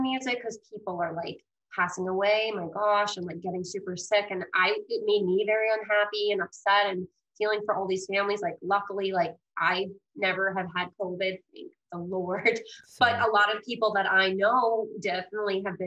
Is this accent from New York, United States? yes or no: yes; New York, United States; also born or lived in Greece; I'm originally from Greece, but I was adopted as a baby and I was raised Italian in New York